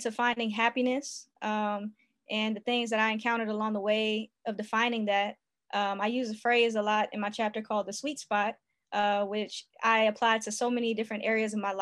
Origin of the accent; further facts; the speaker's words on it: Lithonia, Georgia, United States; I'm from Lithonia, Georgia. Grew up there